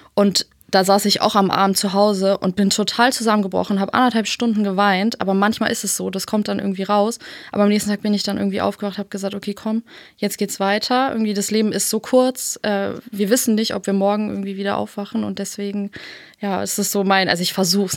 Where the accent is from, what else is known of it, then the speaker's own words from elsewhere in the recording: Berlin, Germany; Und dann sind wir hier in Berlin aufgewachsen.